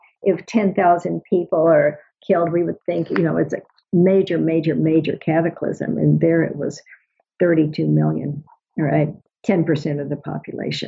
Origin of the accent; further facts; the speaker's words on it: United States; as an American